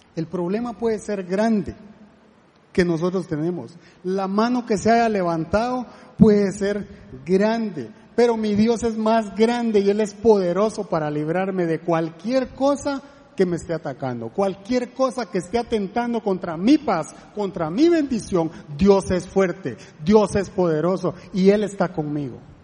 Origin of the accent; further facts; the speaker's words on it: La Gomera, Escuintla, Guatemala; now in Costa Rica; yo soy de Guatemala, eh, de un lugar que se llama La Gomera